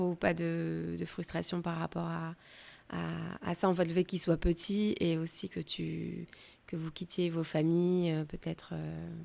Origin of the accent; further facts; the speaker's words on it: France; now in United States; je suis française